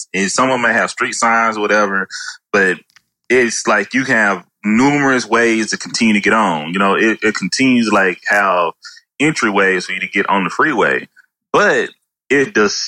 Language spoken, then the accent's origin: English; Tyler, Texas, United States; also born or lived in Houston; I'm initially from East Texas, you know, Tyler, small little city